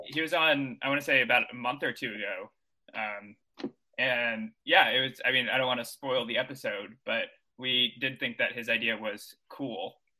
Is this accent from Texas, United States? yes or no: yes; Texas, United States; also born or lived in Missouri; now in New York City, United States; I'm from Texas originally. I went to school in Missouri